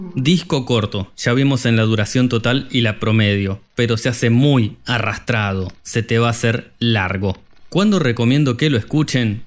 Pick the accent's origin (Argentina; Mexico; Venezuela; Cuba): Argentina; como buenos argentinos que somos